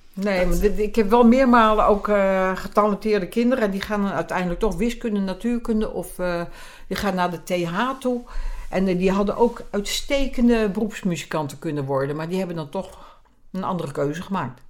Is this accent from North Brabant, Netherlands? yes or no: no; Zaanstreek, North Holland, Netherlands; bij ons in de Zaanstreek had je een, een, programma